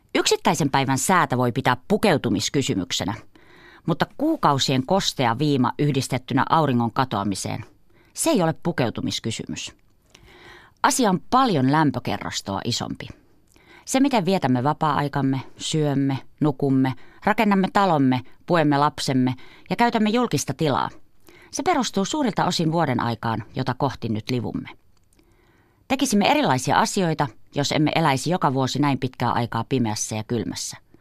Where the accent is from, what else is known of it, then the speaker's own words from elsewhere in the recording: Kuusamo, North Ostrobothnia, Finland; moved away; Olen kotoisin Kuusamosta, napapiirin eteläpuolelta.